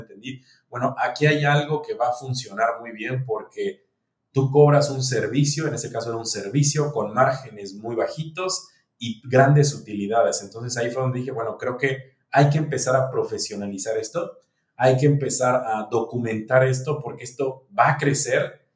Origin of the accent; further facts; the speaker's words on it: Mexico; moved away; also born or lived in Dominican Republic; Yo soy mexicano